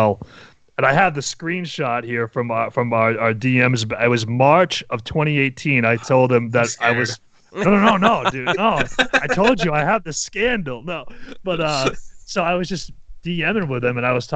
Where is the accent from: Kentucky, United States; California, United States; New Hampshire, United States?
New Hampshire, United States; I'm from New Hampshire.